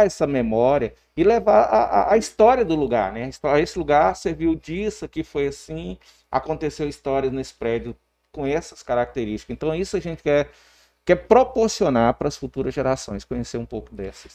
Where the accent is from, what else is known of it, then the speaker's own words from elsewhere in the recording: Porangatu, Goiás, Brazil; nós somos aqui da cidade de Porangatu